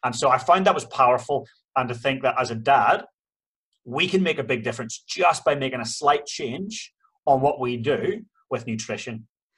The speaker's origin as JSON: {"language": "English", "country": "Ireland", "said": "Ireland was the same. Like, we are the home of potatoes"}